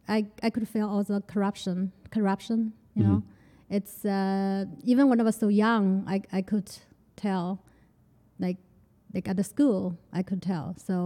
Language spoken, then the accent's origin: English; Chongqing, China; English is a second language; moved away as an adult; also born or lived in Dayton, Ohio; now in New York City, United States; I'm from Chongqing in China.